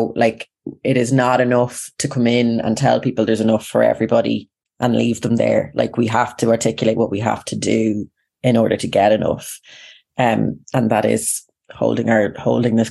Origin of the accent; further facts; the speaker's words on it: Ireland; as Irish people, or as white settled Irish people